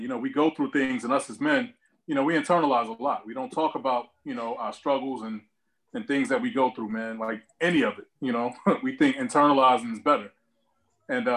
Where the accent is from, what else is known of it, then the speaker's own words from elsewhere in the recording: Newark, New Jersey, United States; also born or lived in East Orange, New Jersey; Born and raised, I'm from Newark, New Jersey. Grew up between Newark and East Orange